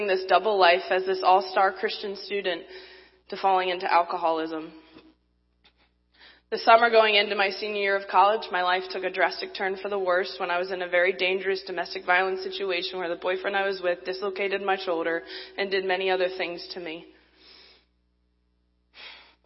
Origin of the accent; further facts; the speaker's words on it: Baltimore, Maryland, United States; I'm from Baltimore, Maryland.